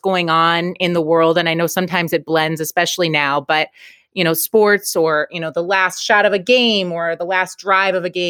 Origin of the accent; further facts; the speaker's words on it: Chicago, Illinois, United States; moved away as an adult; now in Connecticut, United States; I grew up in Chicago, born and raised